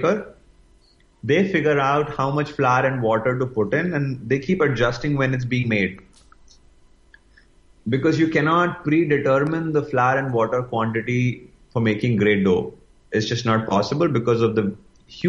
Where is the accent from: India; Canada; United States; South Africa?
India; growing up as an Indian